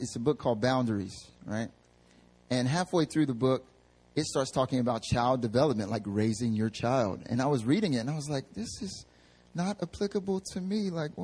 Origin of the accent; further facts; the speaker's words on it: North Carolina, United States; moved away as an adult; also born or lived in the South; now in Seoul, South Korea; I'm from North Carolina